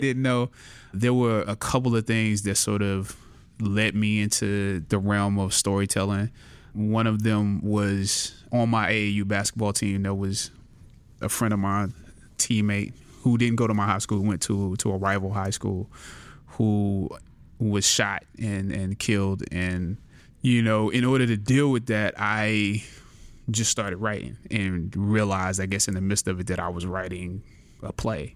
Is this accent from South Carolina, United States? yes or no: yes; Anderson, South Carolina, United States; born or raised there